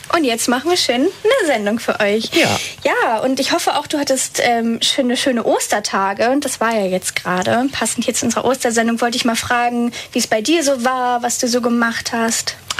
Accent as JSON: {"language": "German", "region": "Northern Germany", "country": "Germany", "said": "ich komme eigentlich aus dem Norden"}